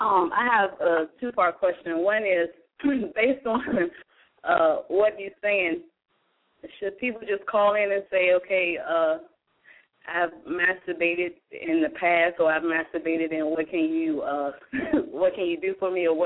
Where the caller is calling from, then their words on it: Clarksville, United States; I'm calling from Clarksville.